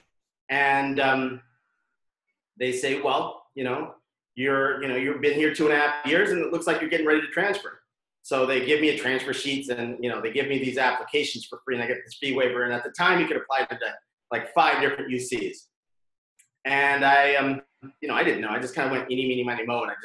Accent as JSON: {"language": "English", "town": "Pasadena", "region": "California", "country": "United States", "tie": "born or raised there", "said": "I'm from Pasadena. I don't know if everyone knows, but we're actually from in the same neighborhood. I wasn't exactly the greatest high school student"}